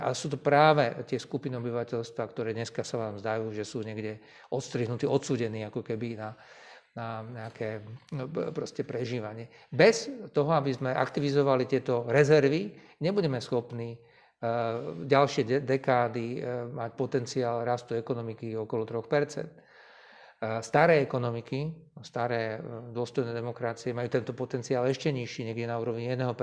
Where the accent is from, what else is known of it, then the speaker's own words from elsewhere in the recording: Košice, Košice Region, Slovakia; Ja sám som Košičan, ktorý vyrastal proste v stredne veľkom meste